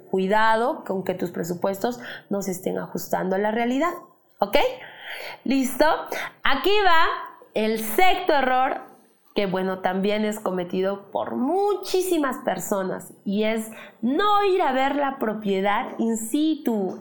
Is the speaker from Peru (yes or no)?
yes; Peru; como buenos peruanos que somos